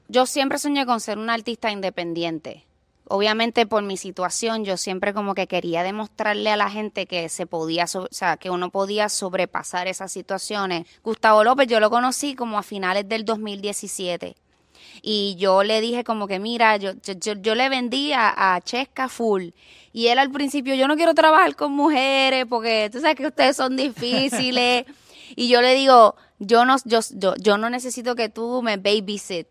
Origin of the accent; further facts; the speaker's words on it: Puerto Rico; also born or lived in Los Angeles; now in Miami, United States; sufrí mucho en, mi pueblo